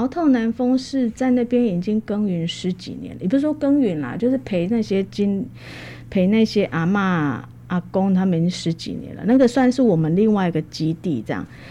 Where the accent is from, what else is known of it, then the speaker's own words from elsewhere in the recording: Taichung, Taiwan; also born or lived in Hualien; 那我回到台中，我家乡是台中人。九二一当天我人在台中